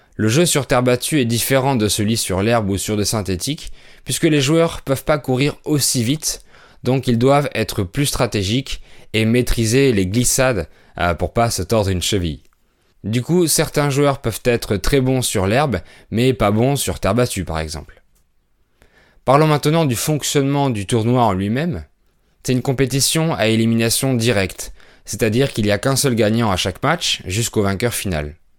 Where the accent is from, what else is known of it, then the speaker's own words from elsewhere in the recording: France; je suis français